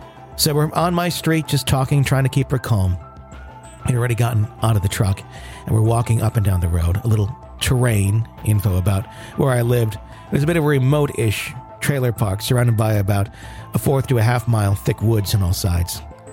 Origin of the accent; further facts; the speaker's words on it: Panama City, Florida, United States; My story takes place in my hometown of Panama City, Florida, when I was 18.